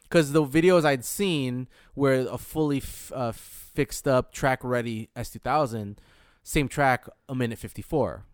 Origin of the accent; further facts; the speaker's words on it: Michigan, United States; moved away; I'm from Michigan